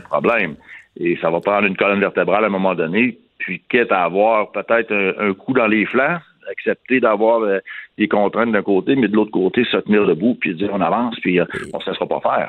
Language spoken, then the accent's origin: French; Canada; ici, chez nous, au Canada